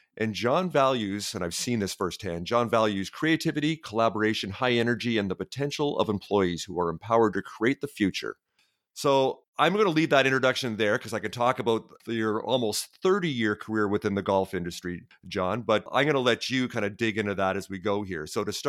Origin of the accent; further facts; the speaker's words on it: Brampton, Ontario, Canada; I grew up in Brampton, just a suburban Toronto there.